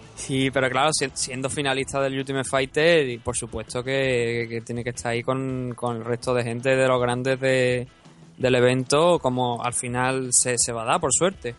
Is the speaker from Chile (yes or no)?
no; Spain; yo soy de España